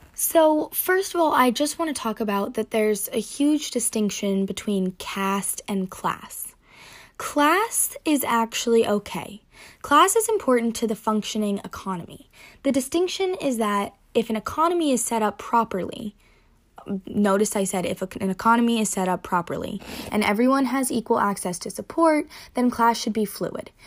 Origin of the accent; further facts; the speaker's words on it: Durham Chapel Hill area, North Carolina, United States; I'm from the Durham Chapel Hill area of North Carolina, which is in the South